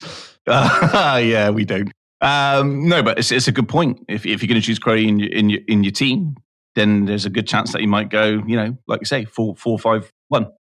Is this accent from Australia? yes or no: no; United Kingdom; I'm I'm British